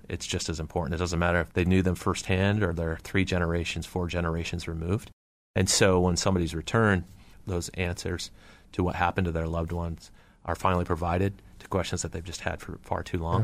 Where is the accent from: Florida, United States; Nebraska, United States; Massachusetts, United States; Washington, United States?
Washington, United States; Seattle; I grew up in and around Seattle, Washington. Was born in Seattle